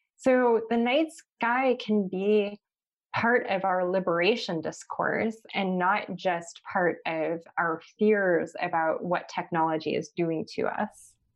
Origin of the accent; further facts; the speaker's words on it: Los Angeles, California, United States; growing up in Los Angeles